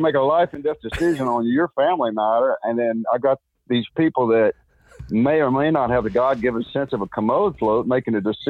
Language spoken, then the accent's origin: English; Texas, United States; And just because I'm from Texas, just because we talk this way doesn't mean we're stupid.